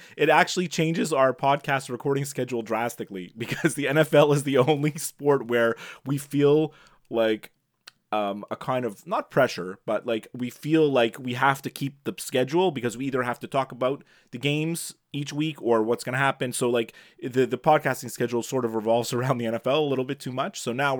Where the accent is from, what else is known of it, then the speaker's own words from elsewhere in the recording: Canada; as a Canadian who knows French, that's how you would pronounce that word.